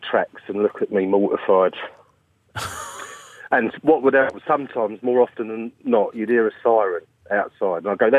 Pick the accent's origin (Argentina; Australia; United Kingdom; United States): United Kingdom; Essex, East of England; I'm from Essex.